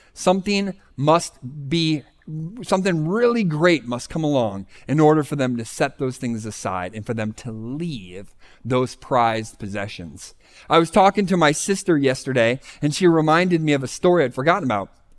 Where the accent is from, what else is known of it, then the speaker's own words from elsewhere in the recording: Scranton, Pennsylvania, United States; I was from the Scranton, Pennsylvania area